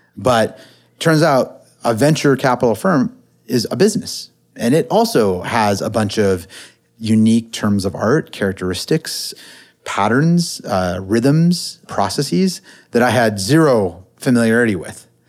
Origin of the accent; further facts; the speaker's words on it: Silicon Valley, California, United States; I grew up in the Silicon Valley